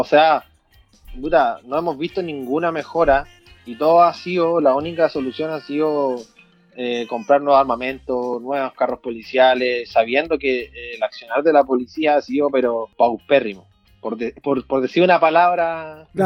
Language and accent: Spanish; Chañaral, Atacama, Chile; en mi Cheñeral, en mi ciudad natal